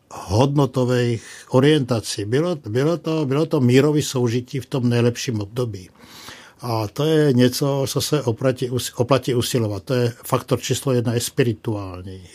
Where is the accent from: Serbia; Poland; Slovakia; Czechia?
Slovakia; moved away; jsem původně ze Slovenska